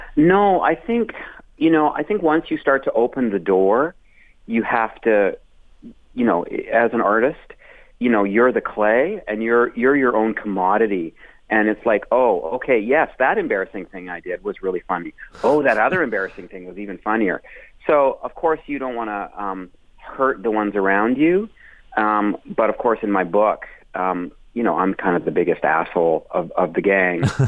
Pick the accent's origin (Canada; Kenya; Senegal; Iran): Canada; Calgary and Edmonton, Alberta; moved away as an adult; also born or lived in Toronto; I was in Calgary and Edmonton back and forth for my sort of formative um, years up until I left there uh, to do comedy in Toronto